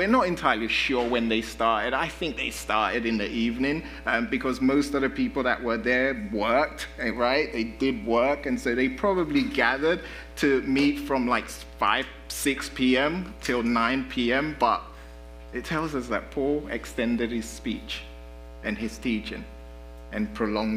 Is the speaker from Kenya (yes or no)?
no; London, United Kingdom; now in United States; I grew up in London, and we have the tube and the underground